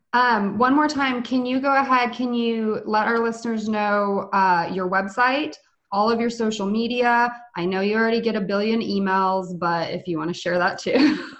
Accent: Oklahoma, United States; someone who's from Oklahoma

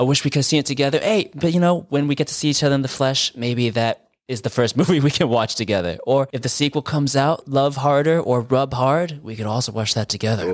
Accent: California, United States; I'm from California where it never fucking rains.

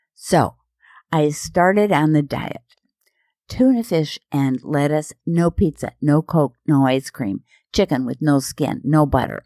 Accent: Minnesota and Iowa, United States; moved away; I'm from Minnesota and Iowa, and I'm Norwegian

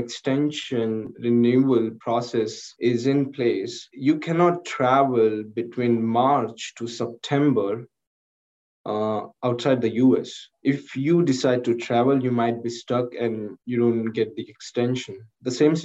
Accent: India; moved away as an adult; now in United States; it was not in my hand to get birth in India

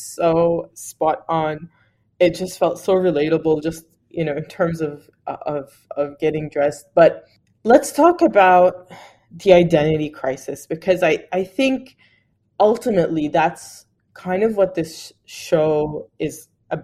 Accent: Australia; I'm Arab Australian and I have a lot of other Arab Australian friends

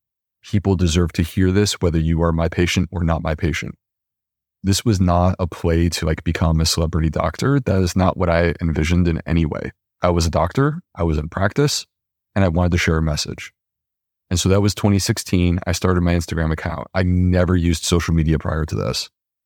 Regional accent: Charleston, South Carolina, United States; I was humble doctor from Charleston, South Carolina

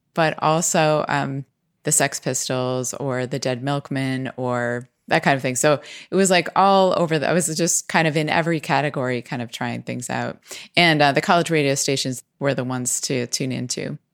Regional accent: Pennsylvania, United States; in our area where we grew up in Pennsylvania

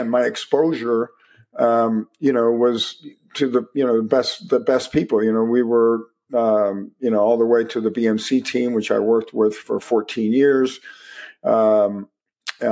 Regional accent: Miami, Florida, United States; I was also from Miami.

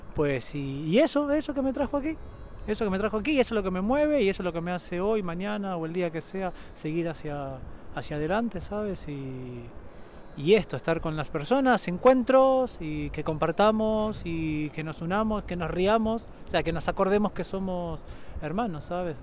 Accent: Argentina; moved away; Yo soy de Argentina, vuelvo a la Argentina porque me gusta ver a mi familia

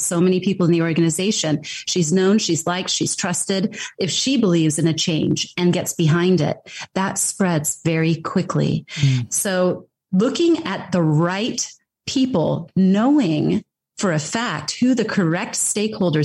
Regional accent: United States; I am American and I've grown up in that system

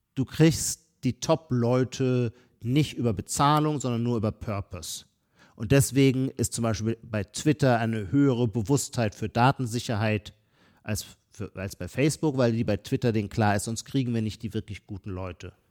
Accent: Heidelberg, Baden-Württemberg, Germany; accent: Palatine (Kurpfälzisch); bei mir, wo ich herkomme, in, der, in Heidelberg, in der Kurpfalz, unser Pfälzisch ist das Gegenteil

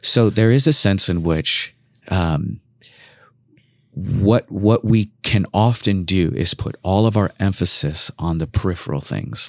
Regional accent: Los Angeles, California, United States; moved away as an adult; also born or lived in Irvine / Compton; now in Portland, United States; I'm originally from Los Angeles

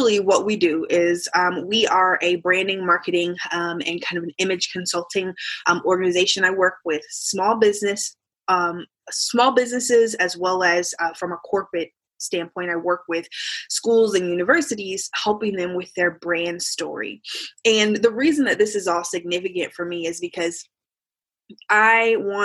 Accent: Indianapolis, Indiana, United States; I'm from Indianapolis, Indiana

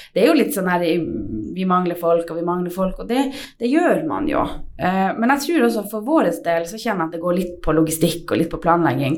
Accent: Tverrelvdalen, Finnmark, Norway; opprinnelig fra Tverland

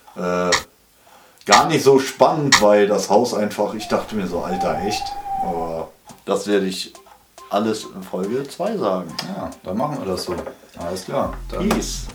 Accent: Schmallenberg, North Rhine-Westphalia, Germany; das war meine Heimat

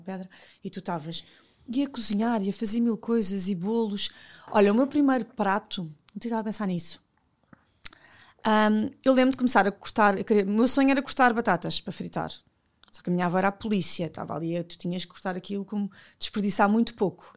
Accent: Lisbon, Portugal; also born or lived in Odivelas; eu nasci e vivi em Benfica com o meu pai

